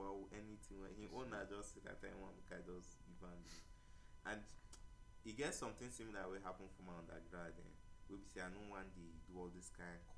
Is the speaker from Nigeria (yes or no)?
yes; Nigeria; As a Nigerian